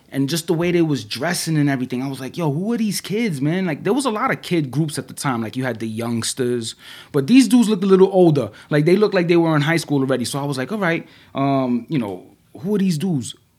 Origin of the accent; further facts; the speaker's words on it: New York City, New York, United States; I grew up in the Bronx in the eighties